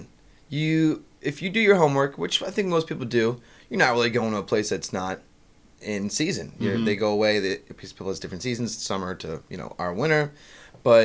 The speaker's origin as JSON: {"language": "English", "region": "South Florida", "country": "United States", "said": "I'm from South Florida"}